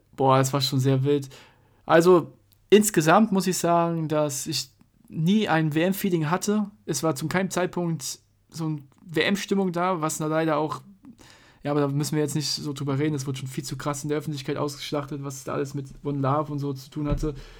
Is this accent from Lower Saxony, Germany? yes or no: no; Mainz, Rhineland-Palatinate, Germany; wir sind ja Mainzer